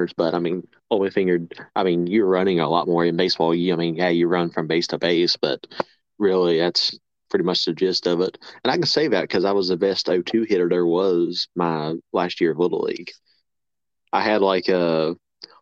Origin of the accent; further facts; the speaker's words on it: West Virginia, United States; now in South Carolina, United States; born and raised in West Virginia.